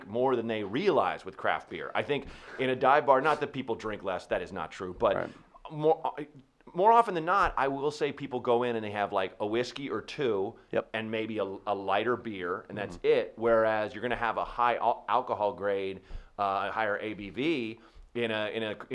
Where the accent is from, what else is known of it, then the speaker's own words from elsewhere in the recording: the Northwest, Pacific Northwest, United States; moved away; I grew up in the Northwest where the first American craft breweries were.